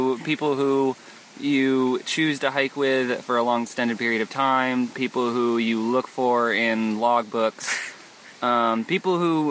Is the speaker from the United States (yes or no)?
yes; Millburn, New Jersey, United States; I am from Millburn, New Jersey, Tree City, Ilburn